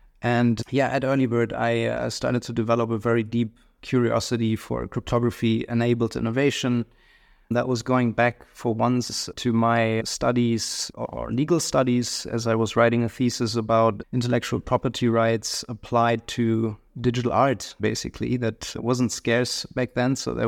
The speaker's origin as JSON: {"language": "English", "town": "Hamelin", "region": "Lower Saxony", "country": "Germany", "tie": "born or raised there", "said": "So I grew up in Western Germany, a small city close to Hanover called Hemlin."}